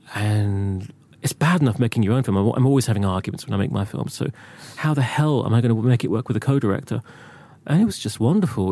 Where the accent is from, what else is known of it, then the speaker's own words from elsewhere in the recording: Reading, South East England, United Kingdom; I grew up in Reading